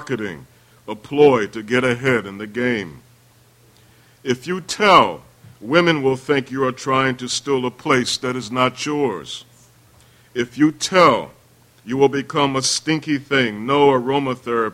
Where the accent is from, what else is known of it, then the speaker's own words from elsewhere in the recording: Baltimore, Maryland, United States; I'm from the East Side